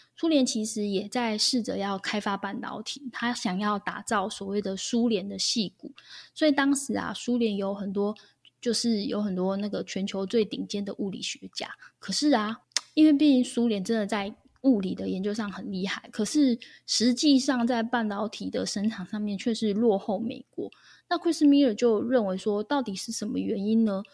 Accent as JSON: {"language": "Chinese", "country": "Taiwan", "said": "我们台湾人几乎都是这样被吓大的嘛"}